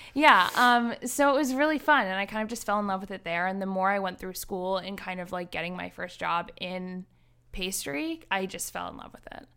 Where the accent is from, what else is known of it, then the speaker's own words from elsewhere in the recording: East Greenwich, Rhode Island, United States; I am a Rhode Islander. I grew up in East Greenwich, Rhode Island.